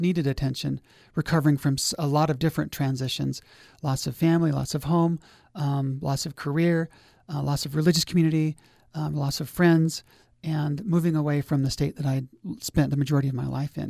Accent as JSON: {"language": "English", "town": "Logan", "region": "Utah", "country": "United States", "tie": "born or raised there", "also_born_or_lived": "Tooele County, Utah", "said": "growing up in Logan, we really didn't have much, uh, interface with the lake"}